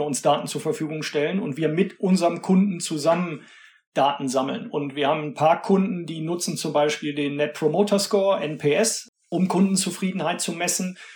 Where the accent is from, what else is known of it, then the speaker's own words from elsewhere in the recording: Cologne, North Rhine-Westphalia, Germany; also born or lived in Bayreuth; Ich komme aus Köln, bin auch in Köln geboren, lebe hier